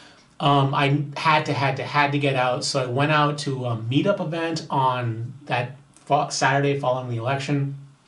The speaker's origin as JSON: {"language": "English", "country": "Bahamas", "said": "my home country, the Bahamas"}